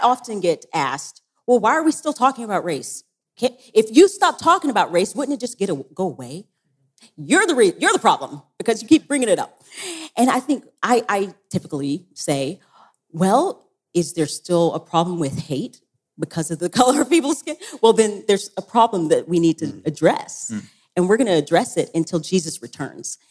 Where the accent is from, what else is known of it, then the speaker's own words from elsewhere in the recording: Tennessee, United States; I'm from Tennessee